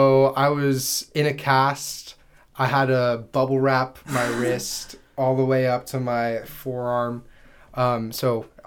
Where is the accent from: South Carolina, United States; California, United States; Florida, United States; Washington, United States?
California, United States; Anaheim; I'm from Orange County, California, a little small town called Anaheim Hills. I grew up playing soccer since I've been 4 years old.